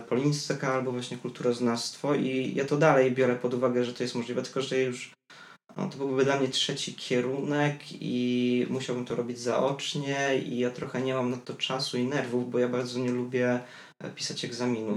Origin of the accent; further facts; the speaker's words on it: Biała Podlaska, Lublin Voivodeship, Poland; now in Warsaw, Poland; do Białej Podlaskiej, z której jestem